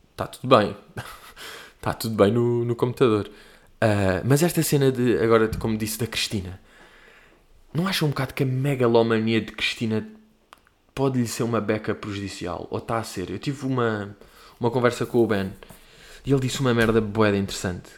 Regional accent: Portugal; I'm from Portugal

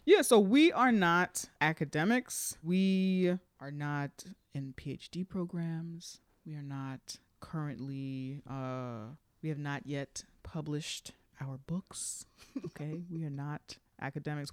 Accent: New York City, New York, United States; also born or lived in Manhattan; We're both from the Bronx

